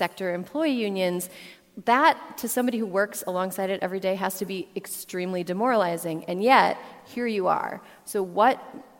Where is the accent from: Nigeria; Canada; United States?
United States; Wisconsin; moved away as an adult; I'm from Wisconsin. I was born here, lived here until I was 18.